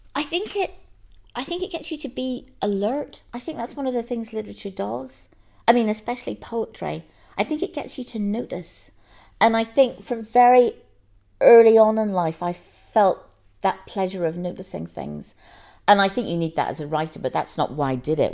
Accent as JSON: {"language": "English", "country": "Ireland", "moved": "yes", "lives_now": "London, United Kingdom", "said": "I'm Irish and I feel very Irish, but I wouldn't go back and live there again"}